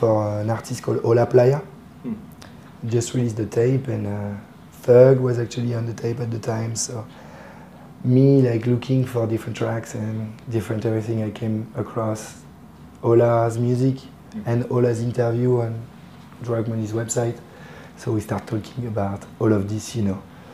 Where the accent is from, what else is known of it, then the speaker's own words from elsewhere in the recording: Paris, Île-de-France, France; English is a second language; I'm from Paris